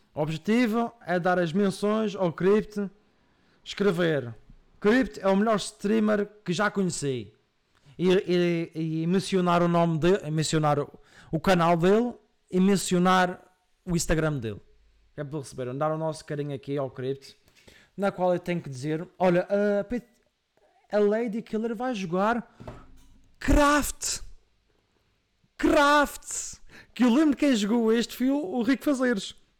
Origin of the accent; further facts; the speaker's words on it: Madeira, Portugal; accent: Madeiran; eu venho da Madeira